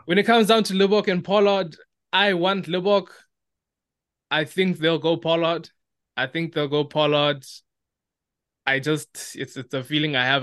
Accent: South Africa; as South African rugby fans, all we do is we love to speculate

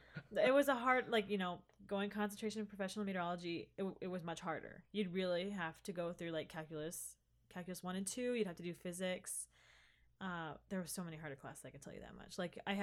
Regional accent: Hoagland, Indiana, United States; But I mean, I was technically a freshman coming into a college that wasn't my hometown.

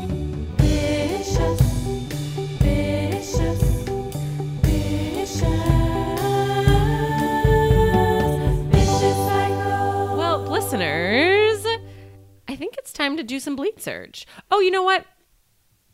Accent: Lancaster, Pennsylvania, United States; Lancaster, Pennsylvania is where I was born

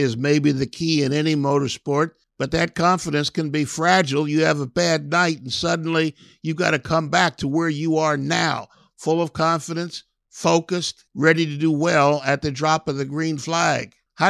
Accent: Columbus, Ohio, United States; I'm from Columbus, went to high school on the Ohio State campus.

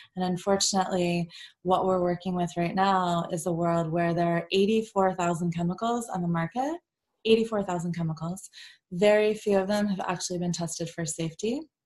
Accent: Virginia, United States; I grew up in Virginia

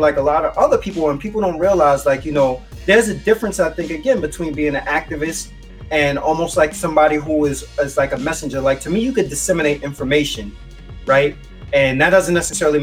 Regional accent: New York City, New York, United States; growing up in the Bronx

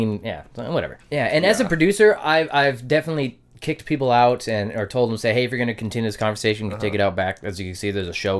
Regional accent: Oak Harbor, Washington, United States; also born or lived in Coupeville, Washington; now in Bellingham, United States; I was born in Coopville, fuck all Washington.

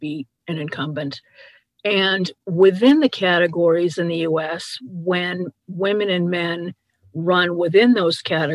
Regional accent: United States; as an American

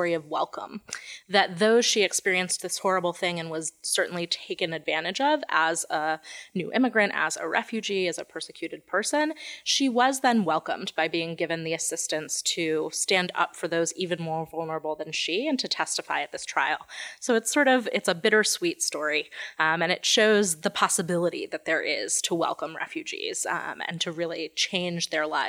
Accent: New Orleans, Louisiana, United States; moved away as an adult; now in New York, United States; I was born and raised in New Orleans, Louisiana, and I have been a New Yorker for almost 16 years now

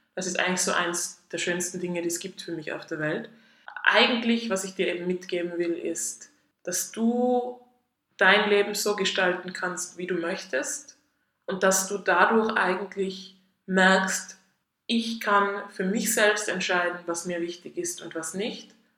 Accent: Tyrol, Austria; moved away as an adult; now in Zurich, Switzerland; ich komme ursprünglich aus Österreich, aus Tirol, wie man wahrscheinlich ein bisschen hört

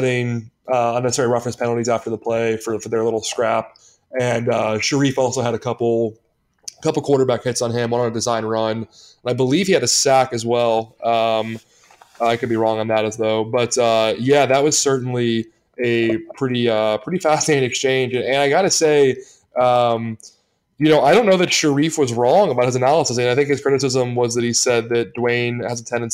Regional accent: Pittsburgh, Pennsylvania, United States; kids I grew up with in Pittsburgh

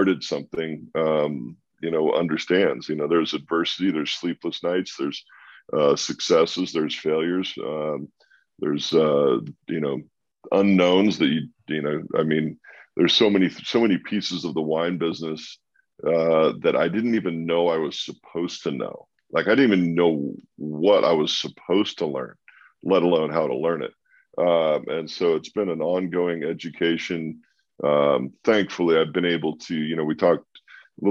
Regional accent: Walla Walla, Washington, United States; born or raised there; moved away

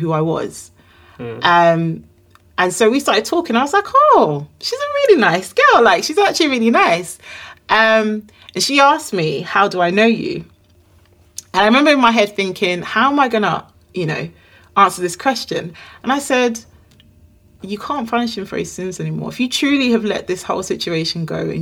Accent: Nigeria; we're both Nigerian

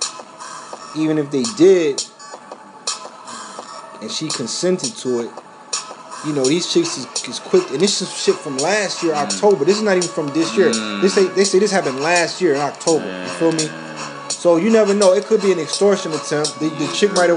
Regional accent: New Orleans, Louisiana, United States; New Orleans, Louisiana, Uptown, 17th Ward, Holly Grove. That's where I'm from.

